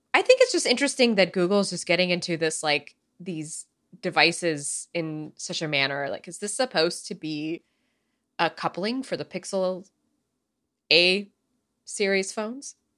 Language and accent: English; United States